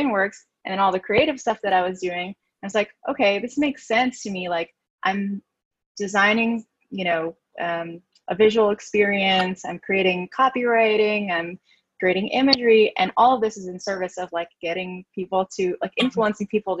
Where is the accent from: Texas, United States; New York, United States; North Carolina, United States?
New York, United States; New York City; I'm from New York City, born and raised